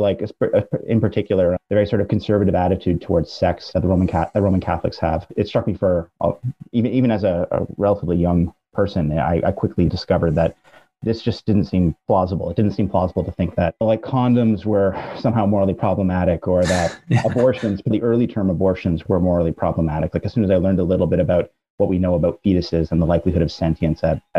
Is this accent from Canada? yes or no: yes; Brampton, Ontario, Canada; I grew up in Brampton, which is about 40 minute drive northwest of Toronto. I'm Canadian.